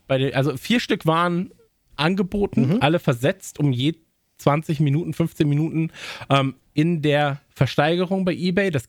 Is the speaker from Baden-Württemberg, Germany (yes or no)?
no; Kempen, North Rhine-Westphalia, Germany; haben natürlich wieder drei äh, Konzerte angekündigt, drei Aufwärmkonzerte in meiner Heimat. Ja, also Campen